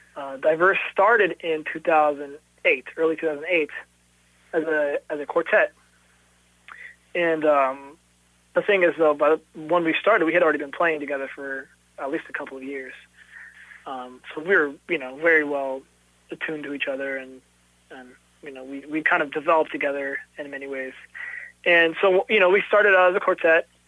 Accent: Jefferson City, Missouri, United States; also born or lived in Dallas, Texas; now in Kansas City, United States; I was born in Dallas, Texas, but I was raised in Jefferson City, Missouri

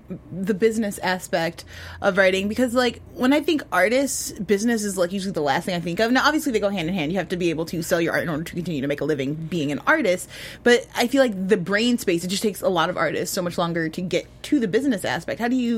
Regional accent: Chicago, Illinois, United States; I'm from Chicago, so it's a longtime hallmark.

